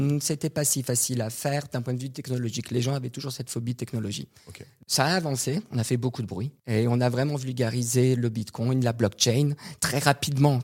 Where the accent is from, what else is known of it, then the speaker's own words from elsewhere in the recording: Canada; moved away; also born or lived in Montreal / Quebec / United States; je suis canadien